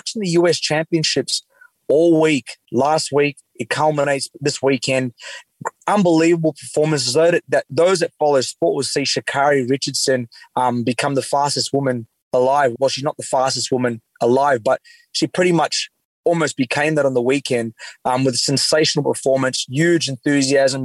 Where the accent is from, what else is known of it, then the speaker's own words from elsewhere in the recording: Australia; as an Australian